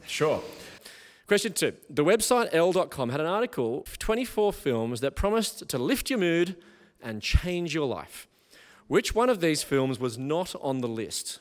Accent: Taree, New South Wales, Australia; moved away as an adult; now in Melbourne, Australia; So I grew up in Taree as well as you did

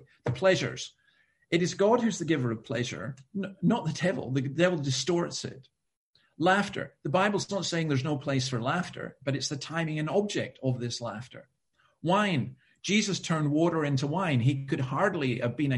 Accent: Scotland, United Kingdom; I'm Scottish

